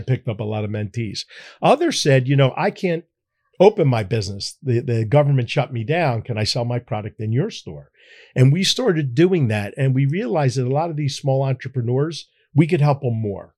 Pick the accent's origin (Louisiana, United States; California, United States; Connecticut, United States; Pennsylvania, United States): Pennsylvania, United States; Philadelphia; I'm a Philadelphian. I was born here